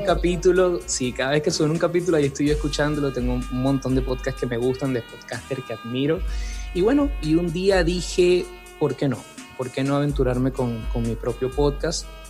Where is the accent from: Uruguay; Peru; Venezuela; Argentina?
Venezuela; moved away as an adult; now in Santiago, Chile; Soy venezolano, soy venezolano de Venezuela.